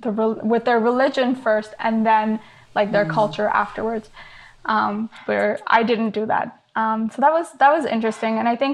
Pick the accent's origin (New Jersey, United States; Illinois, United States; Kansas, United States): New Jersey, United States; also born or lived in Saudi Arabia / India / Canada / Hyderabad (family); first few years of my life, I was like a world traveler, I guess. But then I pretty much grew up in New Jersey after that. I didn't really move much.